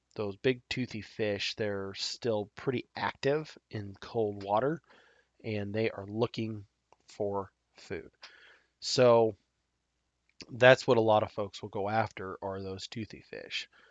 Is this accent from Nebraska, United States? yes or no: yes; Nebraska, United States; my home state of Nebraska